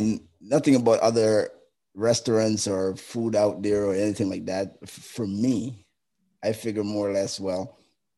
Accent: Jamaica; now in Canada; being Jamaican

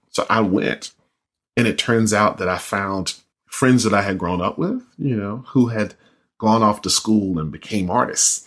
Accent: North Carolina, United States; I'm from North Carolina

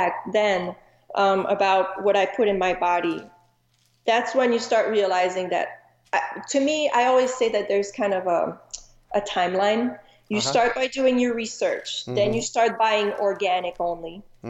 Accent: Montreal, Quebec, Canada; also born or lived in Chicago; now in Arizona, United States; I'm originally from Montreal, Canada

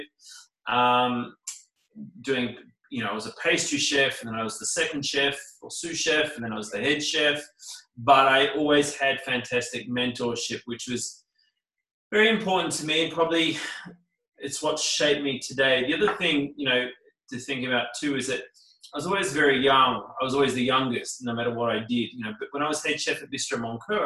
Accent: Queensland, Australia; also born or lived in New Zealand / Sydney, Australia; I was born in New Zealand, but I sort of grew up predominantly in Australia. I mean, when I turned three, you know, moved to Queensland

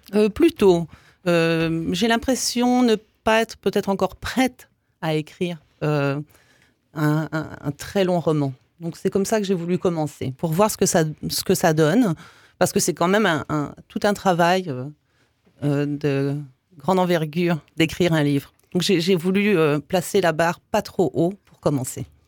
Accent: Canada; moved away as an adult; also born or lived in Belgium / English Canada / Quebec; now in Strasbourg, France; je suis née en Belgique, de père yougoslave et de mère française. Donc ça commençait déjà euh, pas mal. Et puis ensuite, euh, bah, j'ai suivi ma famille au Canada. D'abord au Canada anglais, après au Québec. J'ai mhm. passé 22 ans au Canada.

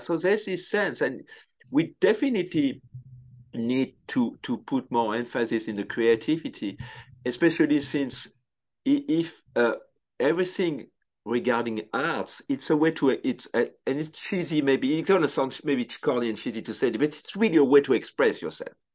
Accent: Tours, Centre-Val de Loire, France; English is a second language; moved away as an adult; also born or lived in Paris, France; now in United States; when I grew up in France

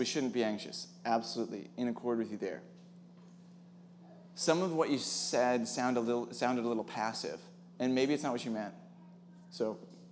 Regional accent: Wisconsin, United States; I'm from Wisconsin also

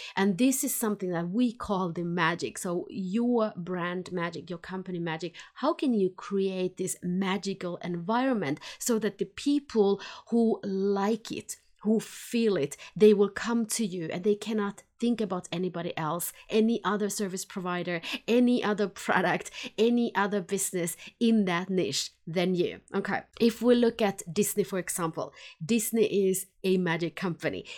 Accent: Helsinki, Uusimaa, Finland; moved away as an adult; now in Sweden; since I was born in Helsinki, Finland, and I lived there about twenty years, and then I've been here in Sweden now for over twenty years.

